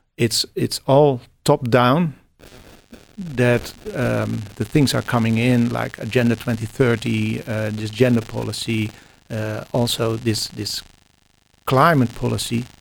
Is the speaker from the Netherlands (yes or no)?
yes; Netherlands; English is a second language; I'm from the Netherlands